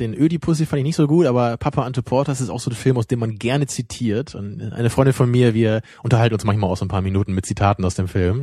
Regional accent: Germany; da merken wir es dann auch noch als Deutsche

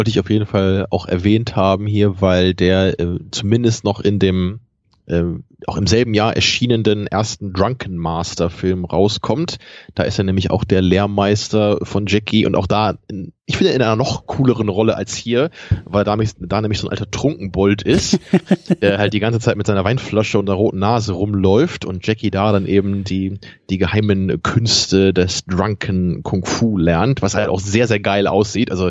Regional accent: Braunschweig, Lower Saxony, Germany; born there; Ich bin ja in Braunschweig geboren. Da habe ich aber nicht so lange gelebt

